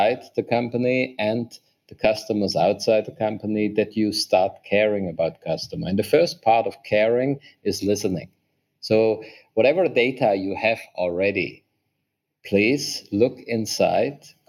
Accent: Germany; moved away as an adult; now in Vietnam; I'm originally from Germany. Since 8 years, I'm in Vietnam

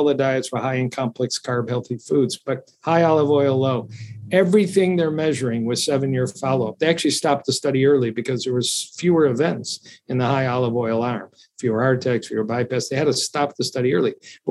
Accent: Italy; now in United States; they put it in my baby bottle when I grew up in Italy.

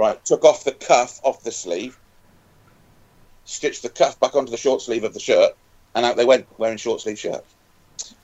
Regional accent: Wales, United Kingdom; I was running around as a Welshman

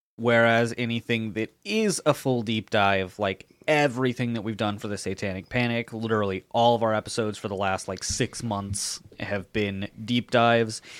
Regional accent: Jacksonville Beach, Florida, United States; I grew up in Jacks Beach.

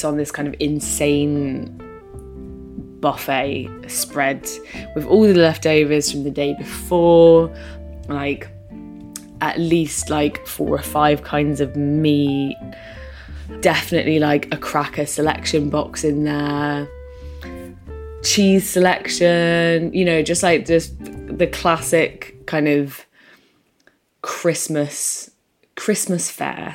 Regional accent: Lincolnshire, East Midlands, United Kingdom; also born or lived in southeast London; now in London, United Kingdom; I currently live in southeast London, but I'm originally from Lincolnshire, from a pretty small little town in Lincolnshire, quite near Grimsby

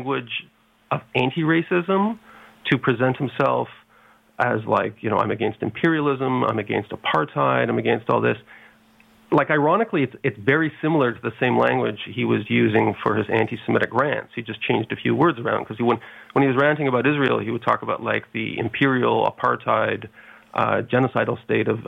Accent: Montreal, Quebec, Canada; Montreal, my hometown

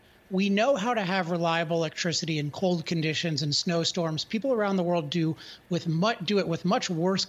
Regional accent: California, United States; Why is this happening in Texas, but also in my home state of California?

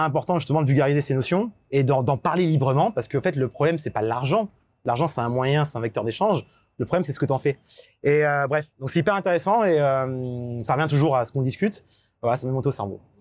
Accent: France; en tant que Français

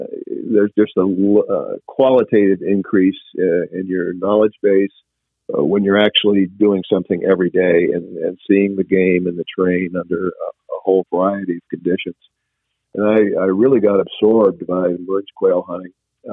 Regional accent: Washington, United States; I enjoy hunting chukar, which I did a lot of when I was growing up in Washington.

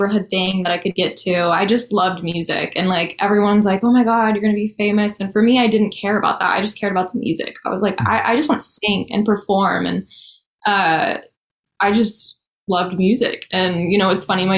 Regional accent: Dallas, Texas, United States; also born or lived in McKinney, Texas; I am from Dallas, Texas. I've lived here pretty much my whole life.

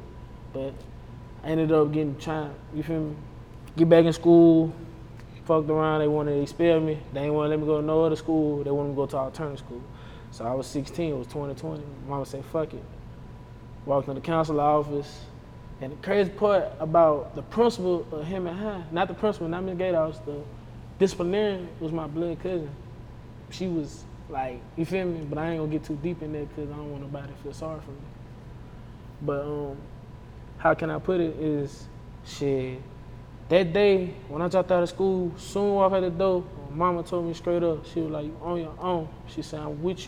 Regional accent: Hammond, Louisiana, United States; I'm from Hammond, Louisiana. My mom, she from A.M.E., and my dad from A.M.E., but mostly I was raised in Hammond, Louisiana, Lincoln Park

